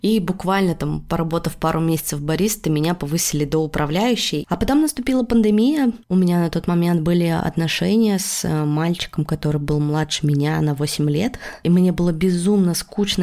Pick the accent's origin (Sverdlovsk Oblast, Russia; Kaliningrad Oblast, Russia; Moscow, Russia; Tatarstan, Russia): Sverdlovsk Oblast, Russia; Yekaterinburg; moved away as an adult; now in Tbilisi, Georgia; Когда я заканчивала школу, я из Екатеринбурга хотела уезжать в Петербург